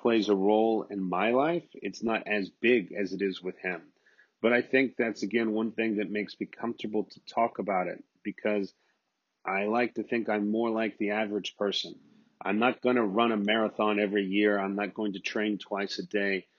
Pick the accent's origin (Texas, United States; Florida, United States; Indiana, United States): Texas, United States; moved away; I'm the Texan Abroad